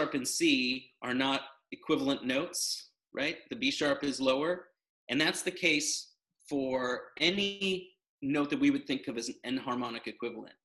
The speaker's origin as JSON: {"language": "English", "country": "United States", "said": "I'm American"}